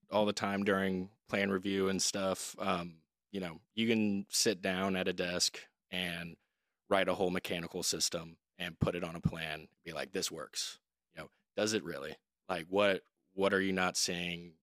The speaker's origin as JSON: {"language": "English", "town": "Dallas", "region": "Texas", "country": "United States", "tie": "born or raised there", "also_born_or_lived": "Oxford, Mississippi", "moved": "as an adult", "lives_now": "Austin, United States", "said": "I'm originally from Dallas, Texas, uh, born and raised"}